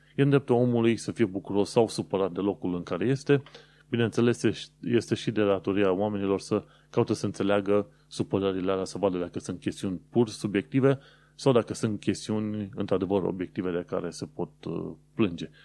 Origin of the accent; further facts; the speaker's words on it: Romania; moved away as an adult; now in London, United Kingdom; oameni care venim din România